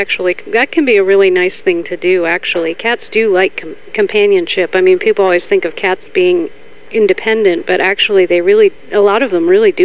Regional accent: Bethesda, Maryland, United States; I grew up in Bethesda.

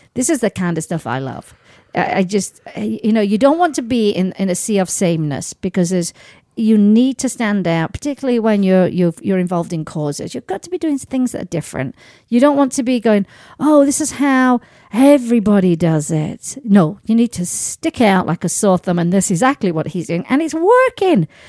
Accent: Sheffield, Yorkshire and the Humber, United Kingdom; moved away; my hometown of Sheffield

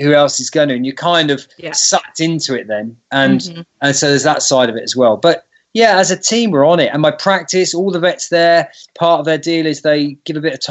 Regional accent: New Forest, South East England, United Kingdom; accent: British; I'm a vet from the New Forest.

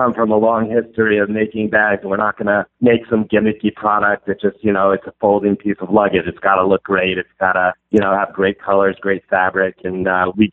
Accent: New York City, New York, United States; I'm from Brooklyn, New York

